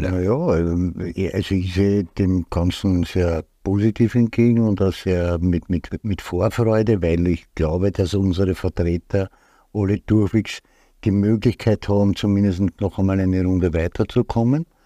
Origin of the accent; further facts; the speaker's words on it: Austria; Da bin ich Österreicher, und, und Fan, österreichischer Fußballfan